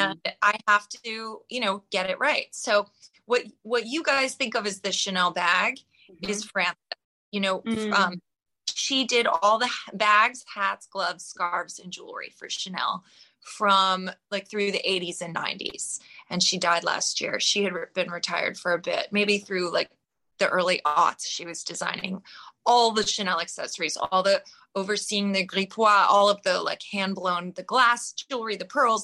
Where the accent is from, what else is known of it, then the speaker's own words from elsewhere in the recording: New York, United States; I was a kid, but I grew up in New York in the 70s